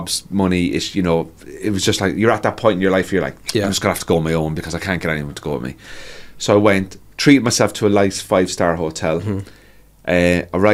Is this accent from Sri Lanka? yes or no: no; Cork, Munster, Ireland; now in Northern Ireland, United Kingdom; I'm just from Cork